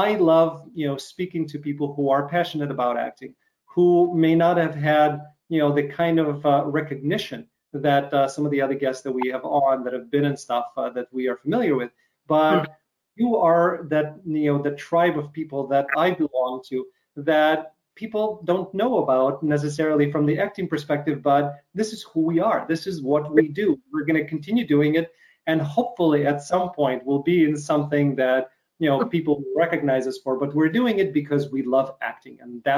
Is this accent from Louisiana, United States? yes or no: no; Chicago, Illinois, United States; you're from Chicago, I'm from Chicago.